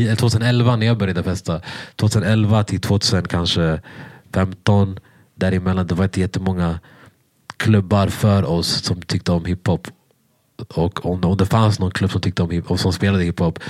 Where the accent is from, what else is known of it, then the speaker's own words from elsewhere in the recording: Sweden; jag var från Sverige